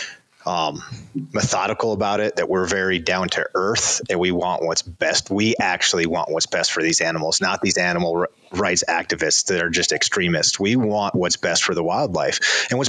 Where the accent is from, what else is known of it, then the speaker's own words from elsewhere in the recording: Cody, Wyoming, United States; I grew up outside of Cody, Wyoming